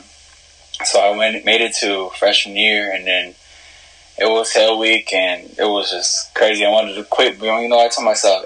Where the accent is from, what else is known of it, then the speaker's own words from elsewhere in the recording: Riverside, California, United States; now in Hesperia, United States; I'm from Hesperia, where I originally was from, Riverside, and then I moved up the hill because of money problems.